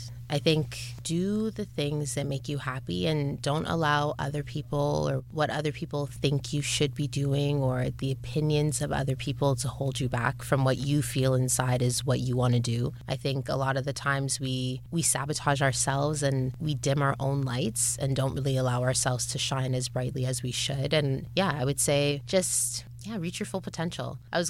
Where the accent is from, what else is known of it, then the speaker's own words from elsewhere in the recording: Scarborough, Ontario, Canada; especially other people growing up in Scarborough or other people growing up with parents that have immigrated to Canada